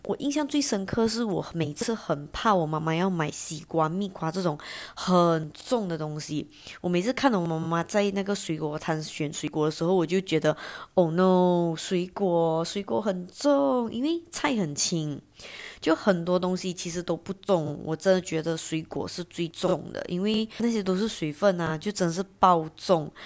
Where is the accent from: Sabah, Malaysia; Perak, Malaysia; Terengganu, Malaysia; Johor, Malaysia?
Johor, Malaysia; Johor Bahru; 我家附近有一个是 J B 这边最大的夜市